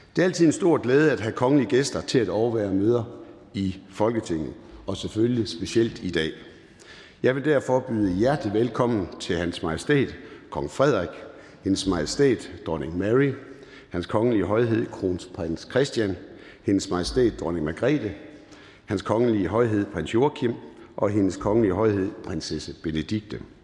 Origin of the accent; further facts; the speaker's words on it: Jutland, Denmark; accent: Jutlandic; Der, hvor jeg kommer fra, er man forsigtig med at bruge store ord. Derfor vil jeg sige på jysk